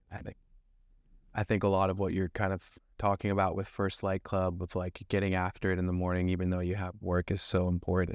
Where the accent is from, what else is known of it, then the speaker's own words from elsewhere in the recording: Thousand Oaks, California, United States; also born or lived in Camp Pendleton, California; I was born and raised in Thousand Oaks, California, which is a small little suburb in Ventura County